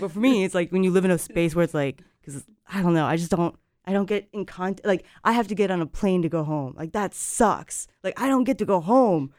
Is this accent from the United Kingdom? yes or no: no; Japan; moved away as an adult; now in Carrboro, United States; I grew up, like I said, I grew up in Japan. I moved here